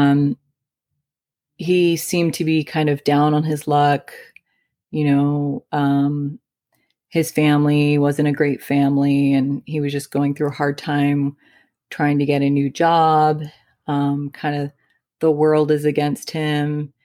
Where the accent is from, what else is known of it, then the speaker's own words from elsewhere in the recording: Midwest, United States; moved away; I came from the Midwest